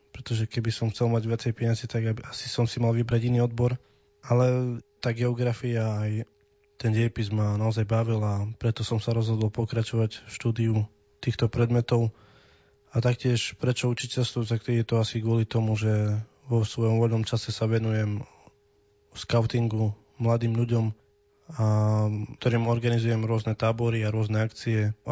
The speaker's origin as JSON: {"language": "Slovak", "country": "Slovakia", "said": "a pochádzam z dediny Hline, v súčasnosti študujem na Pršovskej univerzite v Prešove"}